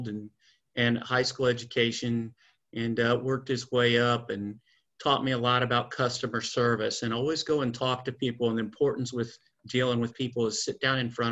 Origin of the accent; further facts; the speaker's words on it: Indiana, United States; moved away as an adult; now in Florida, United States; I'm from Indiana